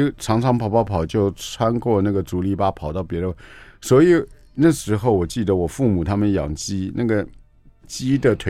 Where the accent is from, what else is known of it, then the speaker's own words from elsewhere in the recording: Taipei, Taiwan; 我就是东区啊，我就是东区小孩，